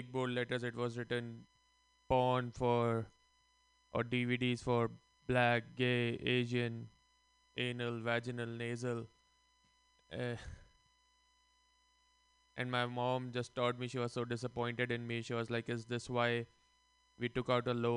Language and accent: English; India; moved away; Growing up in India, we were always taught about karma.